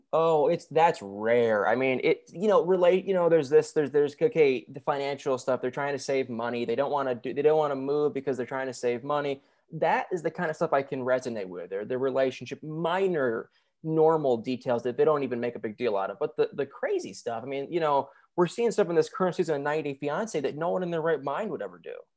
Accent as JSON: {"language": "English", "region": "Michigan", "country": "United States", "moved": "as an adult", "lives_now": "Nashville, United States", "said": "I'm actually from Michigan"}